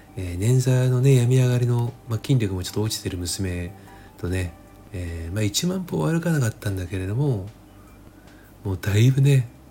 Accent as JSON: {"language": "Japanese", "region": "Chiba", "country": "Japan", "tie": "born or raised there", "said": "自分もあの千葉県住みでね千葉県生まれ千葉県育ちなので"}